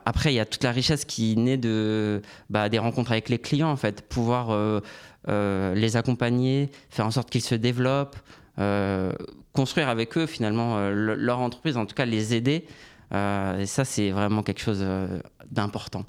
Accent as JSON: {"language": "French", "town": "Orly", "region": "Île-de-France", "country": "France", "also_born_or_lived": "Canada", "said": "je suis originaire d'Orly, dans le sud de Paris"}